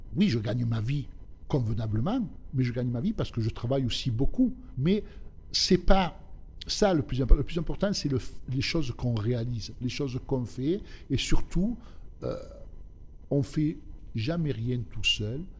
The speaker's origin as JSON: {"language": "French", "area": "Alpes-de-Haute-Provence and upper Var", "region": "Provence-Alpes-Côte d'Azur", "country": "France", "tie": "born or raised there", "also_born_or_lived": "southern Italy", "said": "J'ai grandi, je suis, je suis né en Italie, dans le sud de l'Italie. Je suis venu en France, j'avais à l'âge de 3 ans. Et j'ai vécu euh, dans la région des Basses-Alpes et du haut var"}